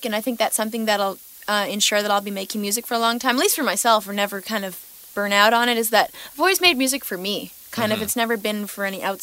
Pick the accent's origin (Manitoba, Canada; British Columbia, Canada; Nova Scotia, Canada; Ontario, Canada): British Columbia, Canada; Victoria; growing up in Victoria, I guess because I'm first generation Canadian, my parents are from Portugal